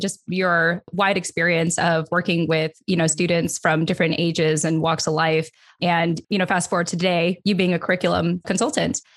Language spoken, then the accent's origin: English; California, United States; accent: broadcasty, LA voice; also born or lived in San Diego / Philippines; I'm from California, so I don't know what you call a Cali accent other than just basic